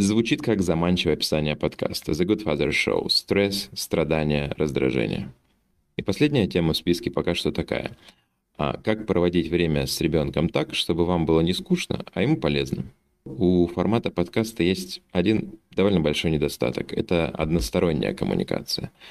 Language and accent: Russian; Omsk, Omsk Oblast, Russia; now in Lisbon, Portugal; Родился я в Сибири, в городе Омске, а живу в Лиссабоне